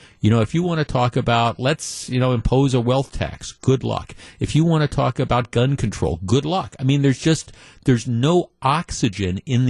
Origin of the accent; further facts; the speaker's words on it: North Shore, Wisconsin, United States; I grew up on the North Shore